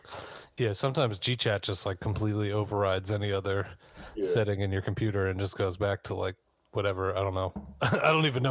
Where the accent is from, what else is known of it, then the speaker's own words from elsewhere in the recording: Maryland, United States; I was from Maryland, not Virginia.